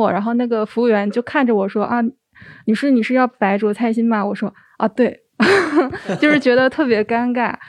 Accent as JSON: {"language": "Chinese", "region": "Northeast China", "country": "China", "also_born_or_lived": "Shanghai", "moved": "as an adult", "said": "因为我是东北人嘛，然后我们东北那边其实呃没有说什么粤菜馆，就第一次吃粤菜馆就是来上海这边上学的时候吃的。"}